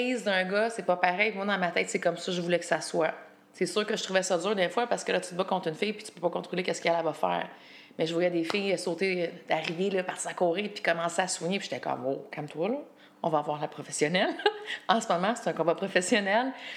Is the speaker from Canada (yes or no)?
yes; Quebec, Canada; moved away as an adult; ça fait un petit bout de temps que j'étais partie du Québec